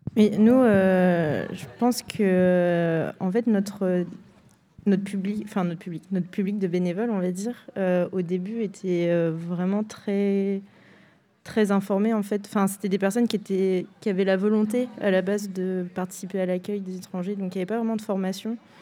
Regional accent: France; en tant que Français

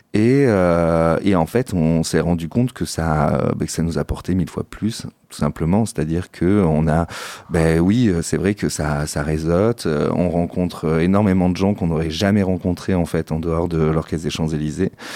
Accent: Saint-Émilion, Nouvelle-Aquitaine, France; je suis originaire de Saint-Émilion, dans la région de Bordeaux

